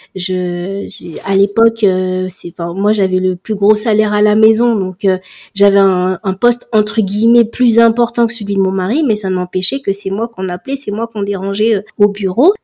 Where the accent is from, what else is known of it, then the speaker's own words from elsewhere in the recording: Comoros; moi je suis comorienne